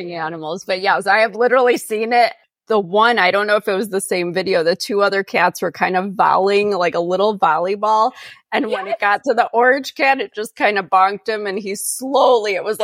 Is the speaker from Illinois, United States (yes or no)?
yes; Chicago, Illinois, United States; moved away as an adult; I grew up in Chicago and now I'm, you know, 90 miles southwest of Chicago in the middle of nowhere